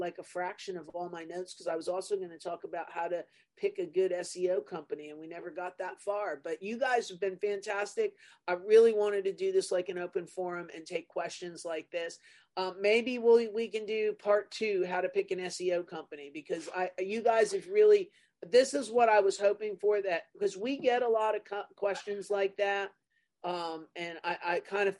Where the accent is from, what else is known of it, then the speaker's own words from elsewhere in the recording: New Jersey, United States; I'm from New Jersey